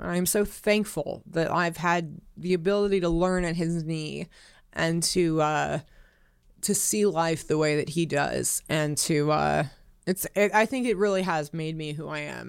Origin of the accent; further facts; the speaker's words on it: Los Angeles, California, United States; moved away as an adult; also born or lived in Nevada; I grew up in Hollywood